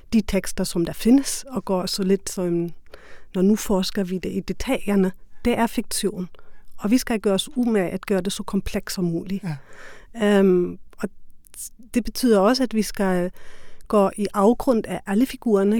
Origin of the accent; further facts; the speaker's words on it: Germany; Danish is a second language; now in Denmark; jeg er tysker